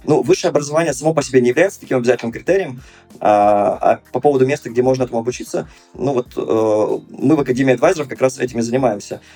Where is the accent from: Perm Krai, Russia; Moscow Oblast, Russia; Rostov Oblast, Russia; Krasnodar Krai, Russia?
Perm Krai, Russia; Perm; also born or lived in Moscow; у себя в родном городе Пермь, э, вернувшись после Москвы